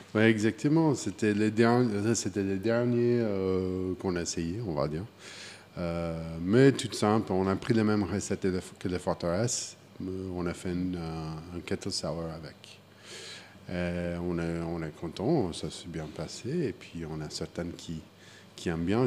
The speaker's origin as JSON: {"language": "French", "town": "Wichita", "region": "Kansas", "country": "United States", "tie": "born or raised there", "second_language": "French", "moved": "as an adult", "lives_now": "Switzerland", "said": "Je suis né au Kansas, Wichita, Kansas. j'ai grandi dans, les, au Kansas"}